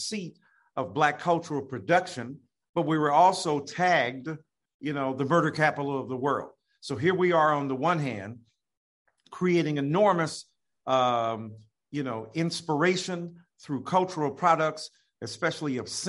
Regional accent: Detroit, Michigan, United States; growing up in Detroit

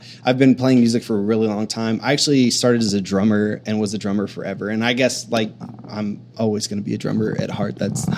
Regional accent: Akron, Ohio, United States; moved away as an adult; also born or lived in Waco, Texas; I grew up in Akron, Ohio, just south of Cleveland

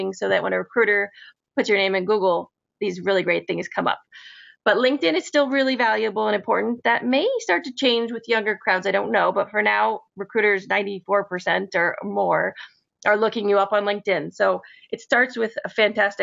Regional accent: Northern Connecticut, United States; I'm from actually Northern Connecticut

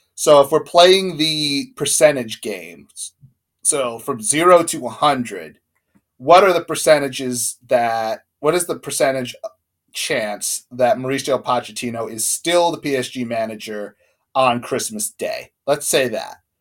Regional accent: United States; Like we're American, so we grew up watching American sports and USA.

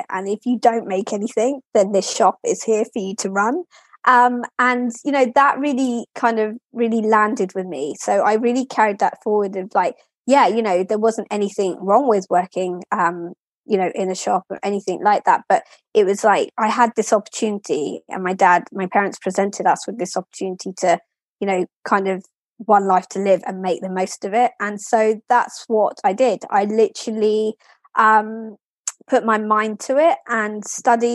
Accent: Lewes, South East England, United Kingdom; also born or lived in Kingston upon Thames / Brighton and Hove; I was very blessed to grow up there, very small, very historic

